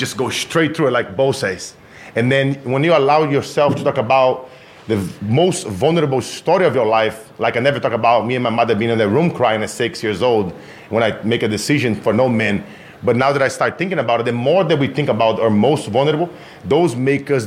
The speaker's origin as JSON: {"language": "English", "country": "Brazil", "tie": "born or raised there", "moved": "yes", "said": "I grew up in Brazil"}